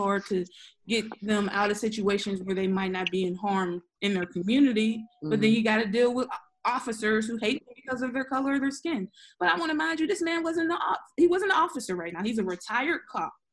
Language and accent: English; Pittsburgh, Pennsylvania, United States; I grew up in Homewood and East Hill.